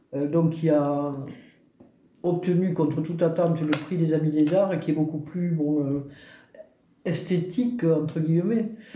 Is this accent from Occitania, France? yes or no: yes; Albi, Occitania, France; also born or lived in Toulouse; je suis native d'Albi, euh, qui est la ville quand même de Toulouse-Lautrec